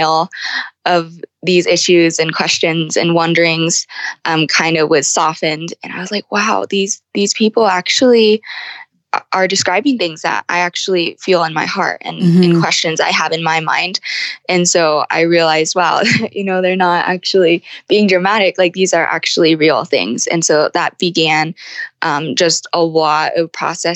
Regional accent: United States; also born or lived in Guangdong Province, China; I was adopted by Caucasian parents and grew up in the United States.

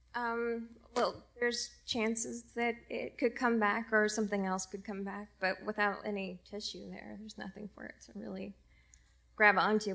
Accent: Indiana, United States; moved away as an adult; now in San Francisco, United States; I'm from Indiana originally.

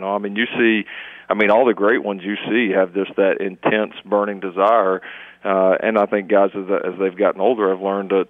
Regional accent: Texas, United States; also born or lived in North Carolina; my accent's maybe all you grow up in Texas and then you get out to the East Coast, North Carolina, and then back here

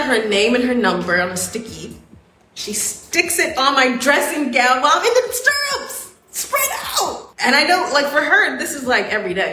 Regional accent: Atlanta, Georgia, United States; moved away; I'm from Atlanta

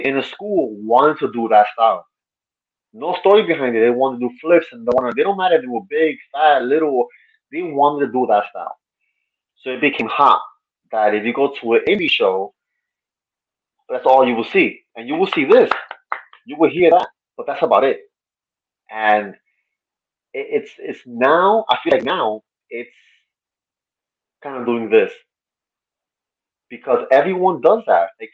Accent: New York, United States; I'm from New York

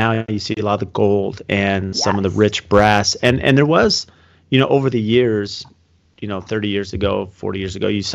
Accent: San Diego, California, United States; I grew up working in San Diego and Coronado Island

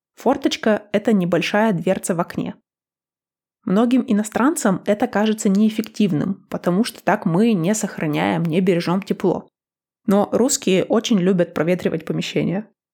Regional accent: Northern Urals, Russia; moved away; Я выросла на Северном Урале.

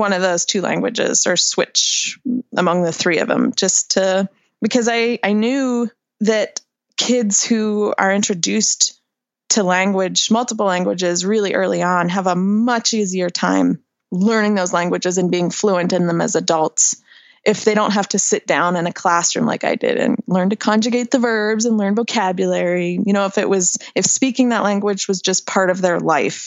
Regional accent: Great Falls, Montana, United States; raising a family in my hometown in Great Falls, Montana

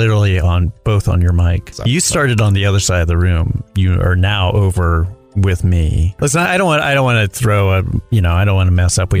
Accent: Charlotte, North Carolina, United States; also born or lived in New York; now in Los Angeles, United States; I'm originally from Charlotte, North Carolina.

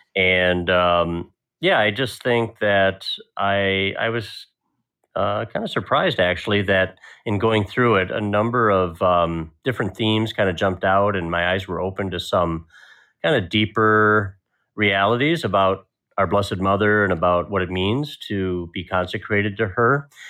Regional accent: Milwaukee, Wisconsin, United States; it is my hometown

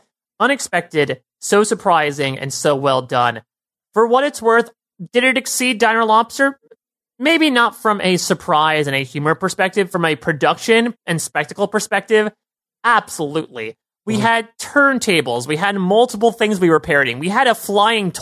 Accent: New York, United States; as a New Yorker

